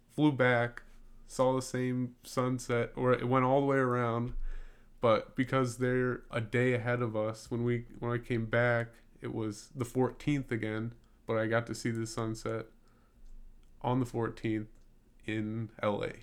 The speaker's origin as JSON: {"language": "English", "town": "Gurnee", "region": "Illinois", "country": "United States", "moved": "yes", "said": "I'm from Gurnee, Illinois, and it's spelled G U R N"}